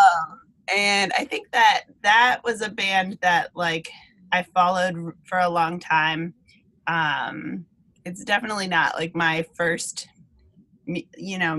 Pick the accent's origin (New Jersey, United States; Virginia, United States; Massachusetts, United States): Massachusetts, United States; Western; I grew up in Western Mass, and there's a lot of good all-ages venues there